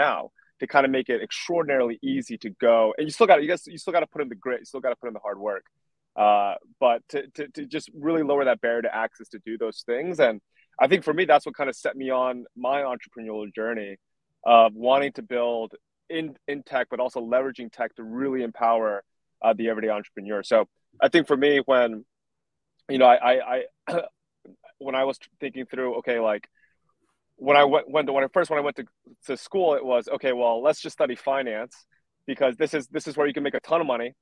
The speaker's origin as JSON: {"language": "English", "town": "Piscataway", "region": "New Jersey", "country": "United States", "tie": "born or raised there", "said": "I grew up in a small suburb in New Jersey, Piscataway"}